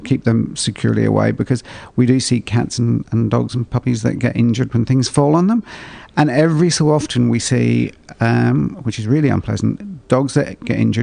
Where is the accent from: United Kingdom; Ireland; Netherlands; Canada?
Ireland; I grew up in Ireland. It was too cold